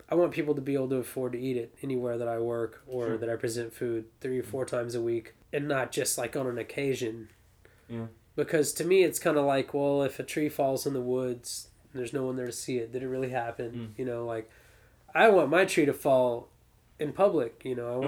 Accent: Austin, Texas, United States; moved away as an adult; now in St. Louis, United States; I come from Austin, Texas.

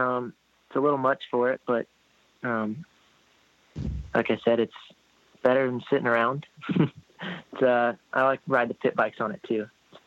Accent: Indianapolis, Indiana, United States; Born in Indianapolis, Indiana, and I'm still living in the same place I came home to.

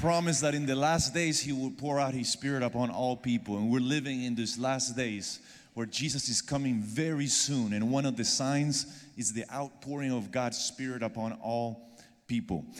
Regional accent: Argentina; moved away; I'm originally from Argentina

